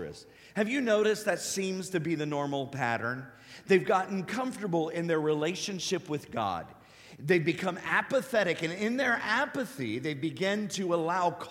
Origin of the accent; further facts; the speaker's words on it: Cincinnati, Ohio, United States; I'm a Buckeye. I'm from Cincinnati